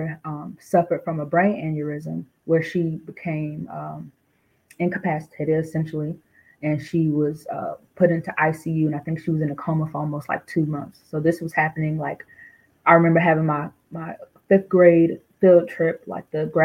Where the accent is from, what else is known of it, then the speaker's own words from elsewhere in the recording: Durham, North Carolina, United States; moved away; also born or lived in Newark, New Jersey; originally I'm from Newark, New Jersey, but I grew up in Durham, North Carolina. I don't live in Durham, North Carolina anymore, but that's where I spent majority of my childhood